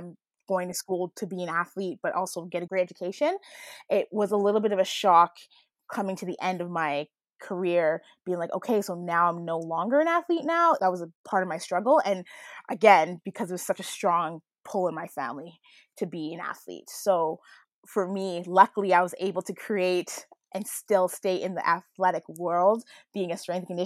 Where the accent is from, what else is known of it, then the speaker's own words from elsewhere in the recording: Jamaica; so culturally, being Jamaican, uh, there's a big culture of around sport